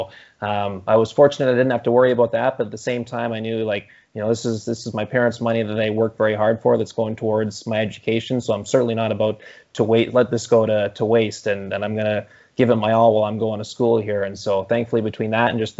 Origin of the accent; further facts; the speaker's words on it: Campbell River, British Columbia, Canada; my hometown of Campbell River over on Vancouver Island